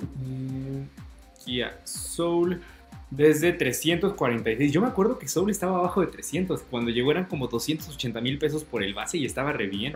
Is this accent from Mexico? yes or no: yes; Mexico; si en mi país cuestan 20